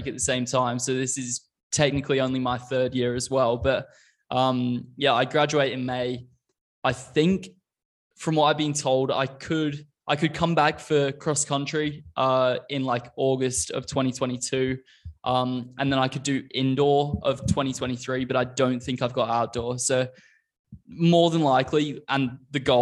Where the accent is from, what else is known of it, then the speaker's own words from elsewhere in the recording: Australia; moved away as an adult; now in United States; I came over to college from Australia when I was 20, having lived in Australia for like 13-ish years at the time